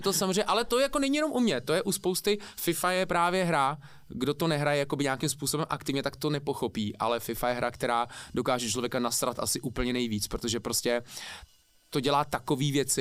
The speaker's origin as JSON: {"language": "Czech", "region": "Prague", "country": "Czechia", "tie": "born or raised there", "also_born_or_lived": "New Zealand", "said": "jako malý jsem žil v Karlíně, tam asi do 6 let mm-hmm. a pak od 6 let bydlím jako v Nuslích, takže 32 let bydlím v Nuslích, jsem vlastně dá se říct rodilej Nuselák"}